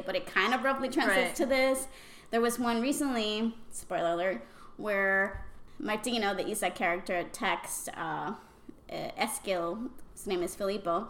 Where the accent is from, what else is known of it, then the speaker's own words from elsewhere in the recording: Puerto Rico; accent: Puerto Rican Spanish; first language Spanish; English is a second language; Puerto Rican Spanish is, I've heard from a lot of people, maybe the worst. but I'm very proud of it.